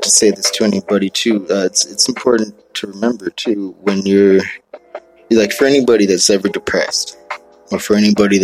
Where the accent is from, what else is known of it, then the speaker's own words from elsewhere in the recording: Hawaii, United States; I'm from Hawaii